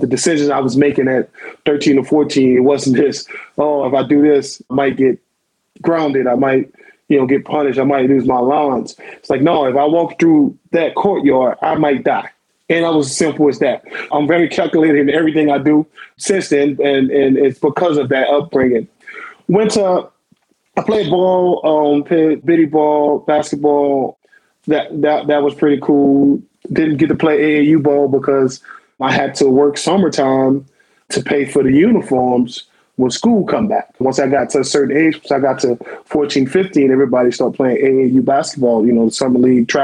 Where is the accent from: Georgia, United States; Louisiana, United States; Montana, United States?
Louisiana, United States; New Orleans; I grew up in New Orleans. I was born April 15, 1981, Charity Hospital